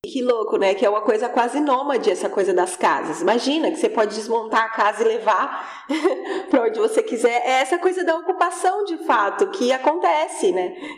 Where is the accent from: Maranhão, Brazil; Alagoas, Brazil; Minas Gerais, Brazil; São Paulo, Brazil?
São Paulo, Brazil; Cubatão; now in São Vicente, Brazil; mas eu morei a minha vida inteira em Cubatão. Nasci em Cubatão e, e sempre morei lá